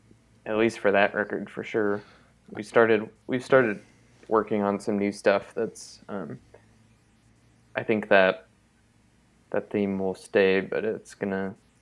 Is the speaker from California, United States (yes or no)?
yes; Auburn, California, United States; the town where I grew up here in California. He's from this small town called Auburn that was much, much smaller when he lived there. Like, literally, like, a leftover gold mining town.